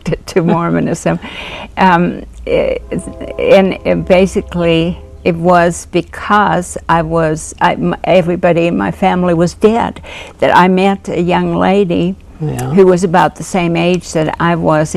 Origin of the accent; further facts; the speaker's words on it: Finland; I grew up in, I was born and raised in Finland